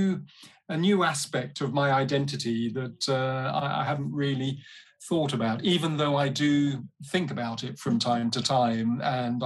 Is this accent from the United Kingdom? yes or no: yes; London, United Kingdom; also born or lived in Uganda; I was born in London. My dad was Nigerian. He's passed away now. My mum is English. She's still with us. I grew up partly in West London